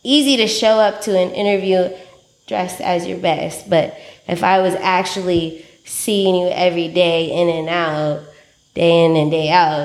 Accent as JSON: {"language": "English", "town": "San Francisco", "region": "California", "country": "United States", "tie": "born or raised there", "said": "I was born in San Francisco."}